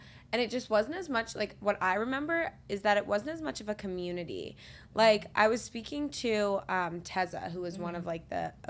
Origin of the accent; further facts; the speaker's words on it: New York City, New York, United States; also born or lived in Los Angeles; I grew up in the New York social media scene, and, like, when I was growing up, it was all bloggers and, like, fashion people, and then I moved to LA for 2 years. I went to USC, came back, transferred to NYU